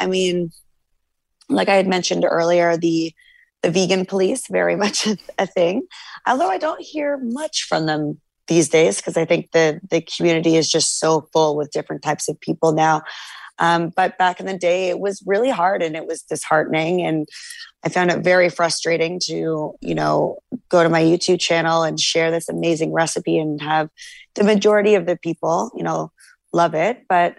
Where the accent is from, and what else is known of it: Canada